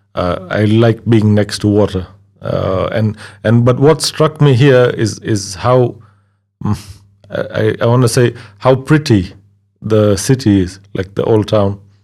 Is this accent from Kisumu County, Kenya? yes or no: yes; Kisumu, Kisumu County, Kenya; also born or lived in Tanzania; now in Slovakia; I've just grown up in Kenya and I'm a Kenyan now